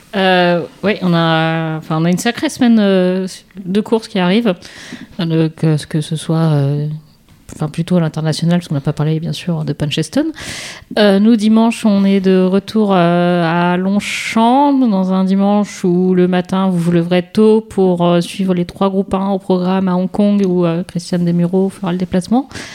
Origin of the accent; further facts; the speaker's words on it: Paris, Île-de-France, France; en tant que parisienne, ce que je suis plutôt